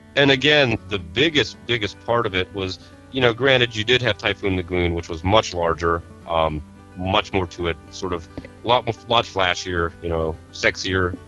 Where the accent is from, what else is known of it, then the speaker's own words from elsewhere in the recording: Northeast, United States; I was from the Northeast